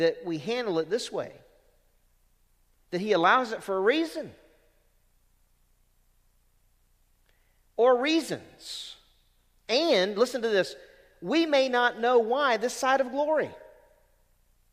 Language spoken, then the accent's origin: English; Louisiana, United States; when I was a young believer growing up in Louisiana